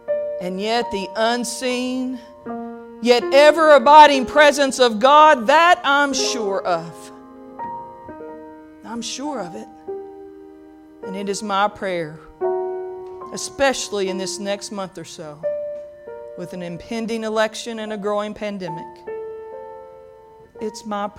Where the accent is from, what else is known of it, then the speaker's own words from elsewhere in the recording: Pikeville, Kentucky, United States; In the church I grew up in Pikeville, there was a woman named Brenda Franklin, and she sang a lot of solos.